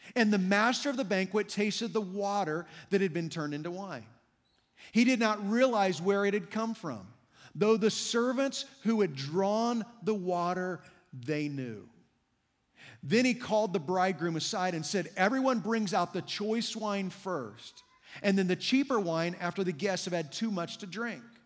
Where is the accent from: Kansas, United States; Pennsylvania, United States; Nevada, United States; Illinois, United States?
Kansas, United States; I grew up in Kansas